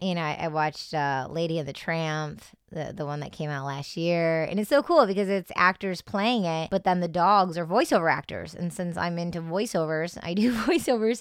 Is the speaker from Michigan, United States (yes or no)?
yes; Detroit, Michigan, United States; So I grew up in Detroit, Michigan, well, in the suburbs